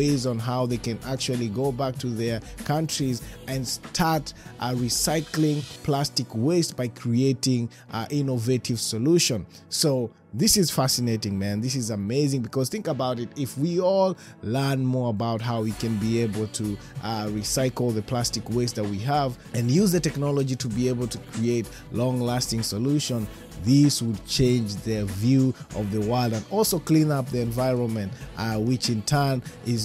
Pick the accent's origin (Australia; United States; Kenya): Kenya; being a Kenyan